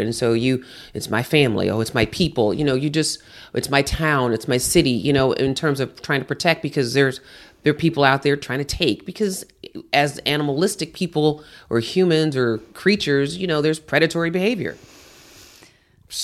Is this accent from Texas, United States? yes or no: yes; Houston, Texas, United States; I grew up in Houston with hurricanes.